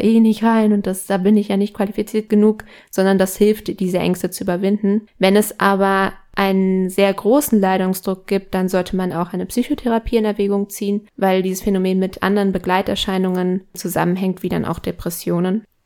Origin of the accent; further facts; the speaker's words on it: Ecuador; moved away; bei uns in Ecuador